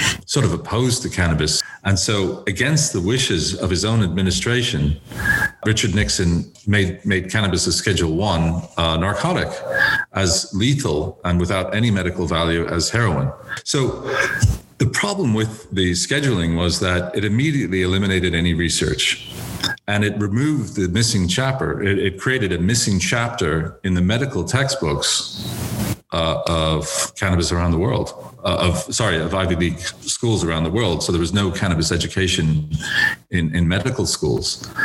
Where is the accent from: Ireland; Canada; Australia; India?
Ireland; Dublin, Leinster; moved away as an adult; now in United States; I was educated in Dublin in secondary school, and I went to University College Dublin